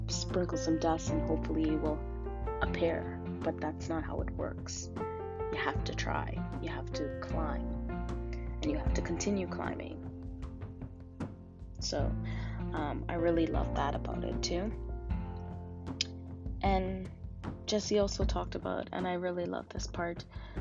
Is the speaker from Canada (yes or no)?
yes; Canada; I was from Canada